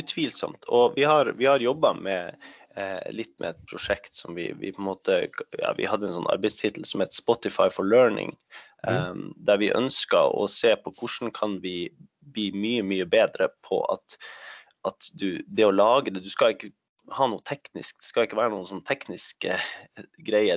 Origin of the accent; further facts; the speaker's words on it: Norway; Swedish is a second language; jag bor i Norge, jag är norsk